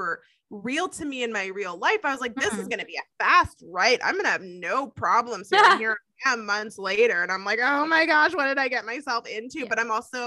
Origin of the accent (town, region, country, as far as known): Canada